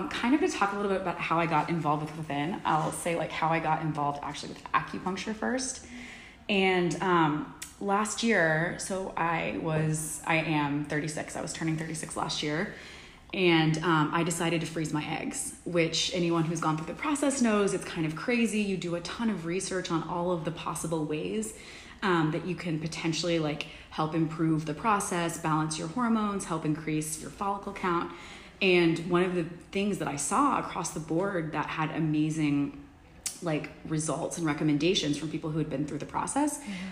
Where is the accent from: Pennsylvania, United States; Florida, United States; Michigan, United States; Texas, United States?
Texas, United States; Dallas; moved away as an adult; also born or lived in Ecuador / Washington, D.C. / Los Angeles; now in New York City, United States; I was born and raised in Dallas